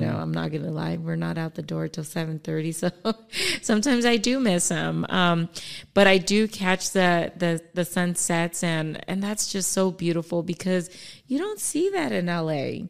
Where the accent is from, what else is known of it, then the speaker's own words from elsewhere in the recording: Palmdale, California, United States; also born or lived in Echo Park, Los Angeles; I moved from Echo Park in ninety-two here to the Antelope Valley. So I started, um, elementary school